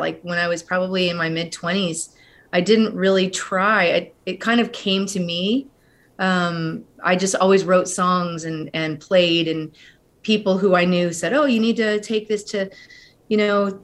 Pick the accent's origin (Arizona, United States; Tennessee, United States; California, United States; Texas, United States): California, United States; Central Coast; I grew up in California. We're originally from the Central Coast